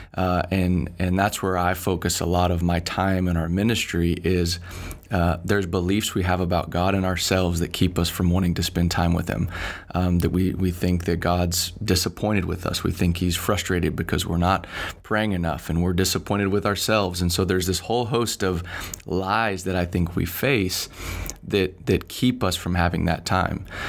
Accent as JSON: {"language": "English", "town": "Dallas", "region": "Texas", "country": "United States", "tie": "born or raised there", "also_born_or_lived": "Finland", "moved": "as an adult", "said": "born and raised in Dallas, Bible church kid"}